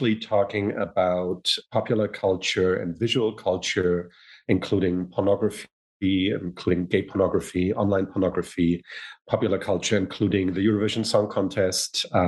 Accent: Hamburg, Germany; English is a second language; also born or lived in United States

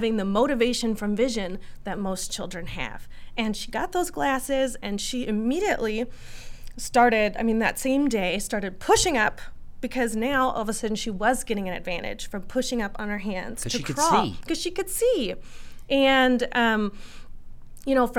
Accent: Minnesota, United States; I'm from Minnesota and we're so nice

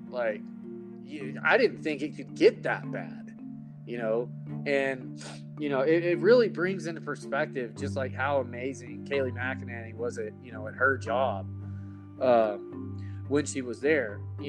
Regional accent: Texas, United States; I am from Texas

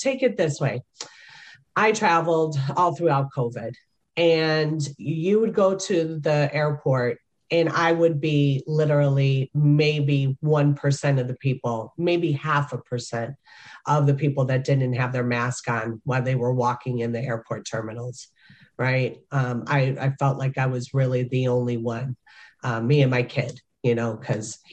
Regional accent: Chicago, Illinois, United States; moved away; my hometown of Chicago

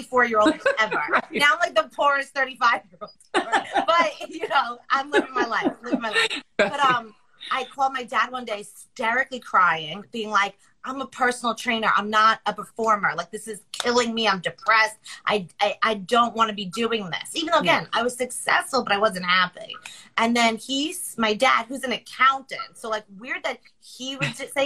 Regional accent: Long Island, New York, United States; I'm from Long Island

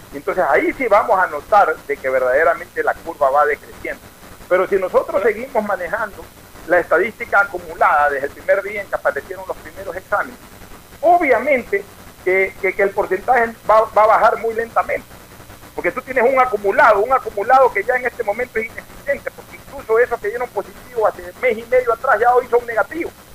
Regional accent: Ecuador

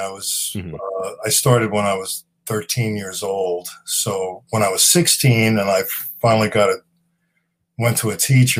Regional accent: Long Island, New York, United States; also born or lived in The Bronx, New York; I was born there. Yep. And I grew up out on Long Island.

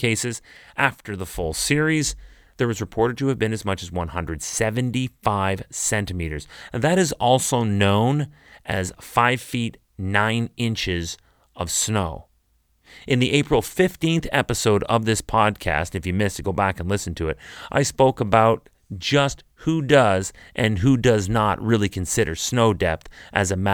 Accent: Canada

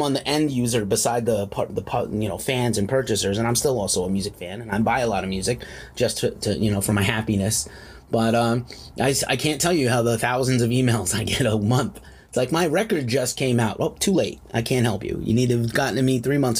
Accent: New York City, New York, United States; now in California, United States; I'm from New York City originally. I live in California now

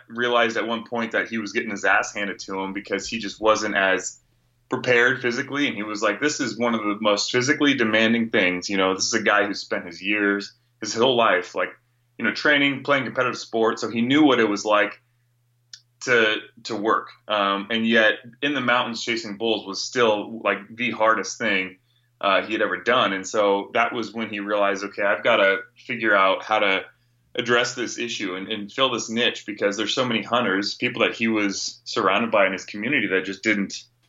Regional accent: Northern California, United States; moved away as an adult; now in Phoenix, United States; I grew up, born and raised in Northern California

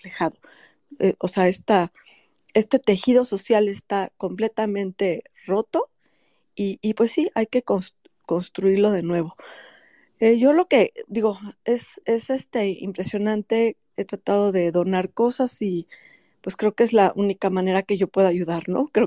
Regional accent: Mexico; nos caracteriza como mexicanos

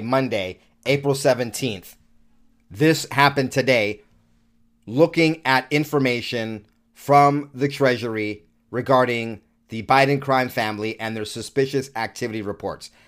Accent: New York City, New York, United States; moved away; I was born in New York and lived in New York the first half of my life

